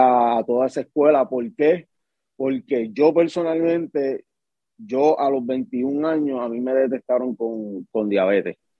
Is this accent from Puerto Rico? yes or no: yes; Guayama, Puerto Rico; moved away as an adult; also born or lived in Caguas, Puerto Rico; Pues soy nacido en Caguas y criado, como quien dice, en, Guayama, pero sí soy de la isla bonita de Puerto Rico